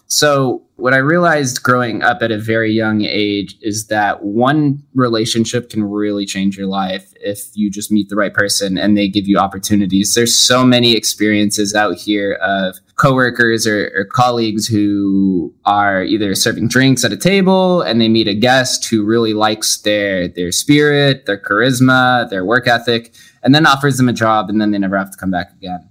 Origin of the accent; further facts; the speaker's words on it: Las Vegas, Nevada, United States; Born and raised, one of the call ourselves the unicorns. Only 25% of the Las Vegas population uh, was born in the city.